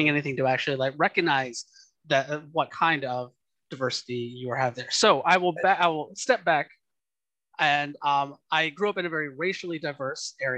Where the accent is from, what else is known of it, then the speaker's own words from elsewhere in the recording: Georgia, United States; moved away as an adult; also born or lived in West Coast; I'm originally from Georgia. Mm-hmm. Like I grew up in like a very like diverse like community